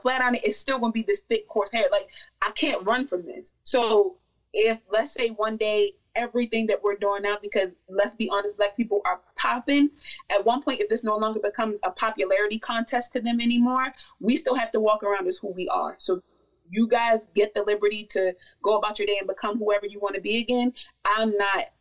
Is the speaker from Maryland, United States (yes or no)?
yes; Baltimore, Maryland, United States; I'm from Baltimore, Maryland